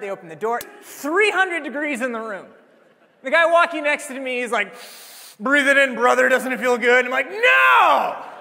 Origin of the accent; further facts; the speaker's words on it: Iowa, United States; Iowa, I replied